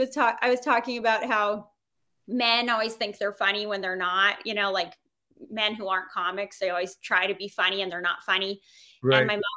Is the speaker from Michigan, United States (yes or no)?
no; Boston, Massachusetts, United States; I grew up in Boston.